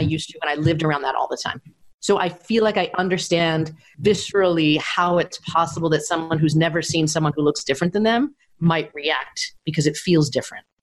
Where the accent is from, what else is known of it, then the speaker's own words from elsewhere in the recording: New York, United States; also born or lived in Tokyo / Hong Kong; I grew up in New York and I lived in Tokyo and in Hong Kong and in Brooklyn.